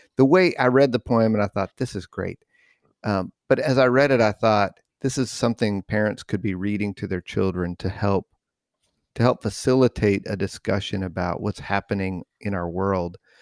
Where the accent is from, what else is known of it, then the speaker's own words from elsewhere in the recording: New Mexico, United States; growing up in New Mexico